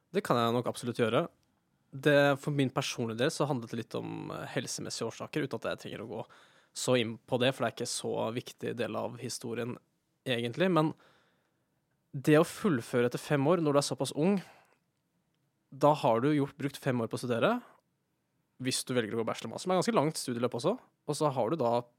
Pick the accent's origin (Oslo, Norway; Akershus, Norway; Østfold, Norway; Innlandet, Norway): Innlandet, Norway; near Elverum, Hedmark; moved away as an adult; also born or lived in Trondheim; kommer fra Sørskabygda, som er en bitte liten bygd utenfor eh, Elverum i Hedmark